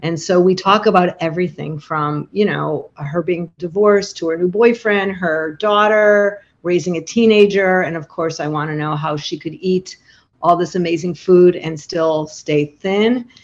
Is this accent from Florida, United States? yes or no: no; Chicago, Illinois, United States; moved away as an adult; now in Montclair, United States; it's where I raised my family. I'm from Chicago